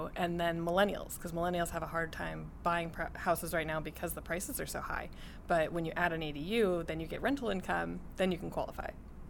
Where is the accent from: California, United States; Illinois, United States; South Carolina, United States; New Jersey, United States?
California, United States; Santa Barbara; also born or lived in San Francisco; Born and raised in Santa Barbara, California.